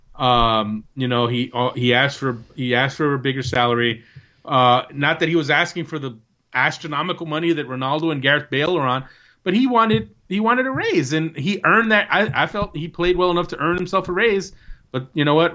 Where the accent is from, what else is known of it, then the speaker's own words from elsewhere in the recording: New Jersey, United States; I am from the hood. And when you come to New Jersey, I will take you to where I'm from